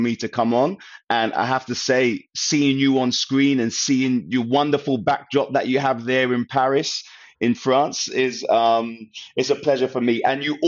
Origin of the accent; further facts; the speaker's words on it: London, United Kingdom; I was from Northwest London, a neighborhood called Stonebridge Estate, very Caribbean